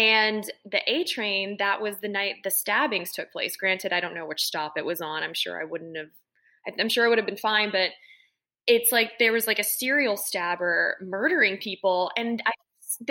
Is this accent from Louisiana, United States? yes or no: yes; New Orleans, Louisiana, United States; growing up in New Orleans